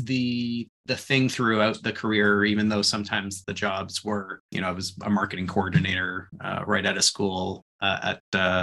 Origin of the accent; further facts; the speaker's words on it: Thornhill, Ontario, Canada; moved away as an adult; also born or lived in Waterloo; I came from Thornhill, which was in the process of just growing exponentially. And Waterloo kind of felt like what Thornhill used to feel like ages ago